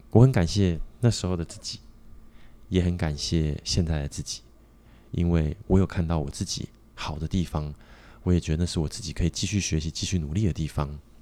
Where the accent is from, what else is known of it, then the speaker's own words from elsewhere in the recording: Taiwan; 我们台湾人也是很不团结